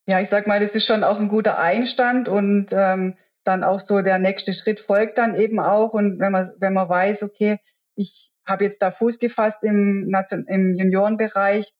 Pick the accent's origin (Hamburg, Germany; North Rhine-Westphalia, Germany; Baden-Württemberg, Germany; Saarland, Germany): Baden-Württemberg, Germany; Wehingen; Ich bin ja in Wehingen aufgewachsen